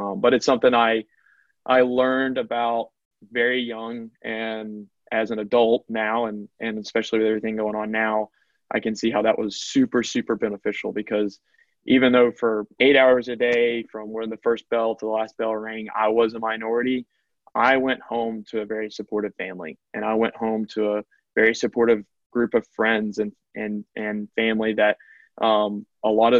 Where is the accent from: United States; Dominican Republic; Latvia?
United States; Macon, Georgia; I am from Macon, Georgia, which is right dead center in the heart of middle Georgia. And I grew up there